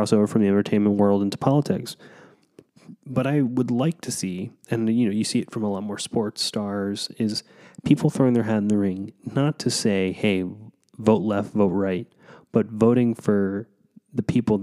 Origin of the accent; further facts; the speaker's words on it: Kansas, United States; Growing up in Kansas